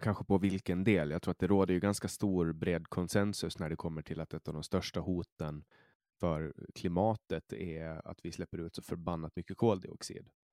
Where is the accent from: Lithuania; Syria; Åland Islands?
Åland Islands; also born or lived in Stockholm, Sweden; jag är från Åland och här är ju, vi pratar ju svenska